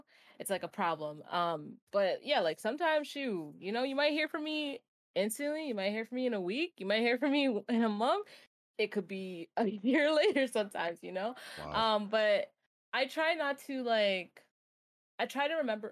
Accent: New York, United States; I'm a New Yorker.

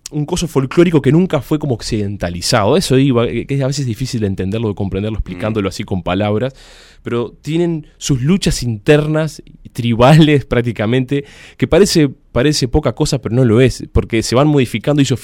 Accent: Uruguay

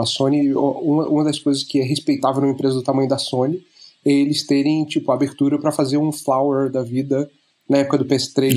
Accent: Rio de Janeiro, Brazil; moved away as an adult; now in Germany; eu sou originalmente do Rio de Janeiro.

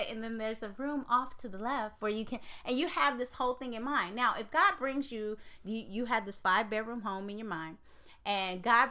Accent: Oakland, California, United States; I'm from Oakland, California.

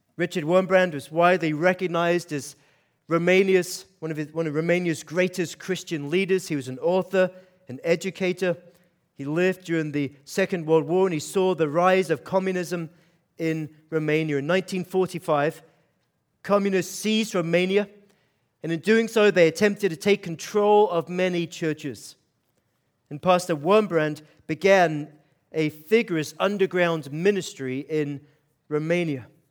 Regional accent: Aberdeen, Scotland, United Kingdom; I am from Scotland. Grew up in Aberdeen, Scotland. So I've got to kind of give you an explanation for the accent

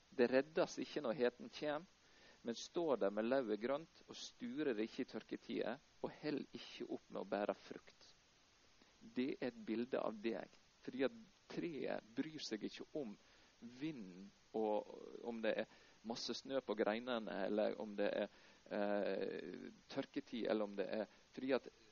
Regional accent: Norway; moved away as an adult; also born or lived in Houston, Texas, United States; en liten gutt fra Eikjastranda som reiste hele veien til Houston

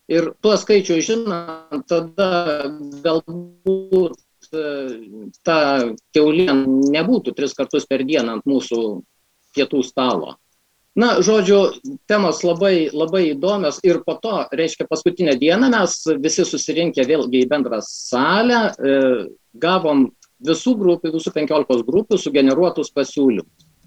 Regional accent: Lithuania; mes lietuviai

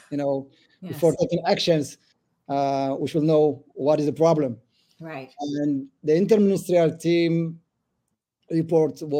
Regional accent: Israel; also born or lived in Ethiopia; uh, and uh, I was born in Ethiopia. Uh, I moved to Israel 34 years ago uh, when I was 10.

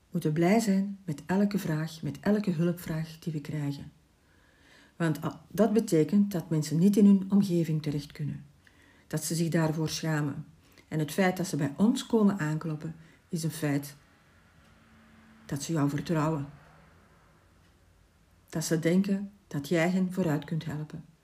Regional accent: Ghent, Flanders, Belgium; Ik ben geboren in Gent

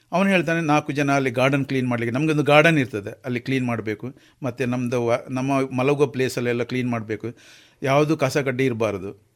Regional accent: Naithadi, Kemminje village, Karnataka, India; ನನ್ನ ಜನಿಸಿದ ಊರು ಇಲ್ಲಿ ನೈತಾಡಿಯಲ್ಲಿ ಕೆಮಿಜೆ ಗ್ರಾಮ ನೈತಾಡಿಯಲ್ಲಿ

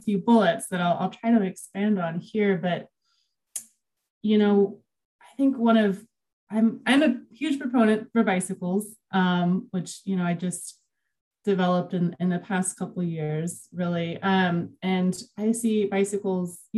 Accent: Houston, Texas, United States; moved away as an adult; now in Albany, United States; I was born and raised in Houston

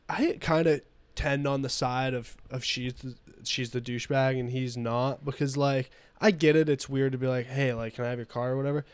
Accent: United States; I'm an American

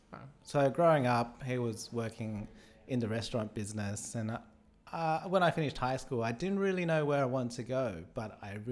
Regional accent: Australia; born there; I was born in Australia, but we didn't really eat anything other than Asian food.

